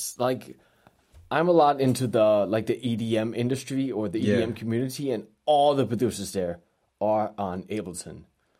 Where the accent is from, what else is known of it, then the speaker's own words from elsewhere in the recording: Copenhagen, Capital Region of Denmark, Denmark; I was born and raised in Copenhagen. Mm-hmm. And I have an American mother and a Danish father.